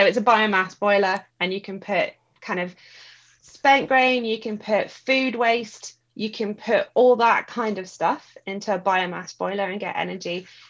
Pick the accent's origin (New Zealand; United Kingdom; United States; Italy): United Kingdom; Scotland; I'm Scottish.